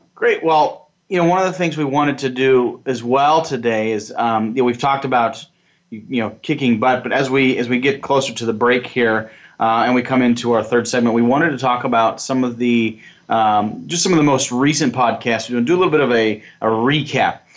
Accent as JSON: {"language": "English", "region": "Nebraska", "country": "United States", "said": "I'm from Nebraska"}